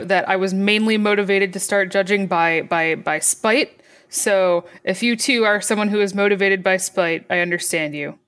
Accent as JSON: {"language": "English", "region": "Michigan", "country": "United States", "tie": "born or raised there", "also_born_or_lived": "Boston", "moved": "yes", "lives_now": "Virginia, United States", "said": "I grew up in Michigan and then lived in, in, in Boston"}